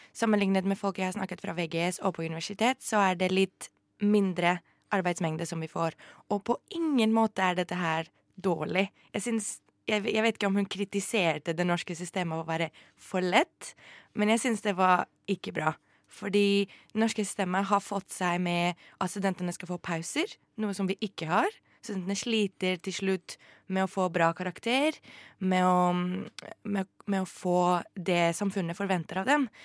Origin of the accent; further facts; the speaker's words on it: Greece; also born or lived in France; now in Norway; jeg har vokst opp i Hellas